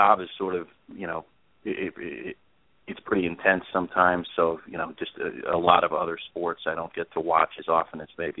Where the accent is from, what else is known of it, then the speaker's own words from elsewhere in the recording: Pittsburgh, Pennsylvania, United States; moved away; I was born and raised in Pittsburgh, and I'm still a Penguins fan.